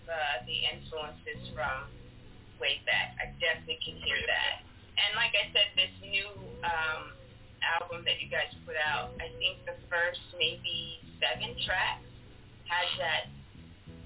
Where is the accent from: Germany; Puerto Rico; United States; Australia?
Germany; Frankfurt, Hesse; moved away; I lived in Frankfurt. I was born in Frankfurt, Germany.